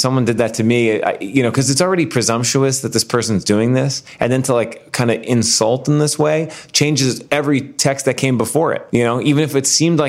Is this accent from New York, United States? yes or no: yes; New York City, New York, United States; growing up in New York City